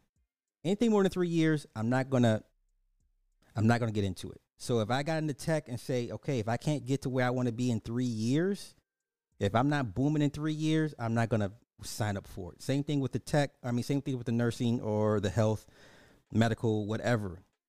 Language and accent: English; Alabama, United States; Growing up in Alabama and all my life, I've always had black doctors.